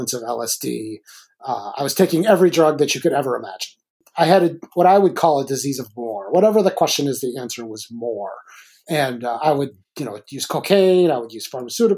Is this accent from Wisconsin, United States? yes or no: yes; Milwaukee, Wisconsin, United States; I grew up in Milwaukee.